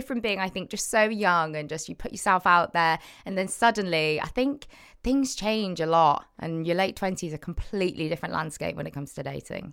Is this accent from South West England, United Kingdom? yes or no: yes; Cheltenham, South West England, United Kingdom; moved away as an adult; now in Manchester, United Kingdom; Cheltenham, Cotswolds, go. Born and raised, and then I live in Manchester last six years.